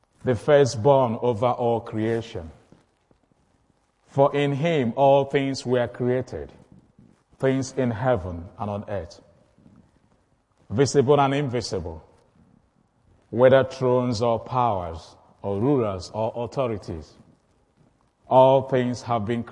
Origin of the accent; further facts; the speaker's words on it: Igbo, Igboland, Nigeria; I'm from the Igbo tribe.